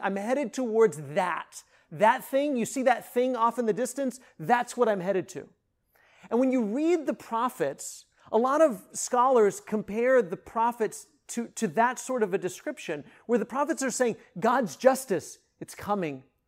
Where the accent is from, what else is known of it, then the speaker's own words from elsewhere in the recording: northwest Kansas, United States; moved away; I grew up in northwest Kansas.